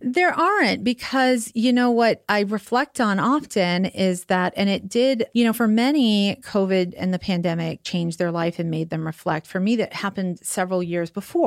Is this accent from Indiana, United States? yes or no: no; New York, United States; moved away; also born or lived in Staten Island / Long Island; New York originally